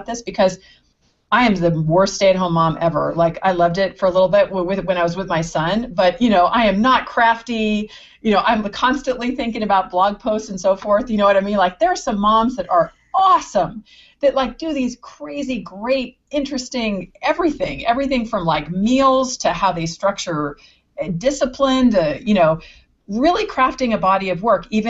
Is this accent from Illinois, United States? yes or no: no; San Anselmo, California, United States; where I grew up in San Anselmo